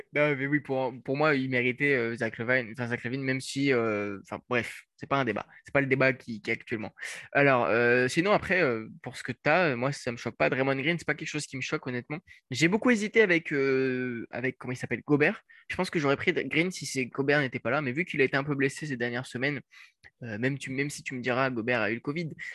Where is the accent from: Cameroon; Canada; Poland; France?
France; en tant que bon français